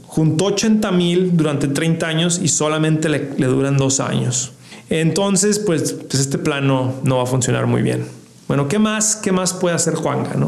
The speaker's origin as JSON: {"language": "Spanish", "town": "Ciudad Juárez", "region": "Chihuahua", "country": "Mexico", "said": "yo soy de Ciudad Juárez"}